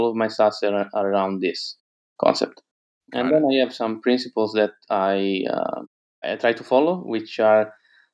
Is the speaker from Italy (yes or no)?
yes; Sovereto, Apulia, Italy; English is a second language; I'm from Italy, and I'm soon relocating to Lisbon, Portugal. But yeah, I'm based in Italy now.